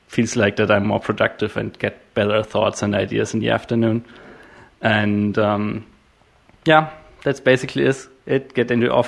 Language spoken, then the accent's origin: English; Germany; I'm from Germany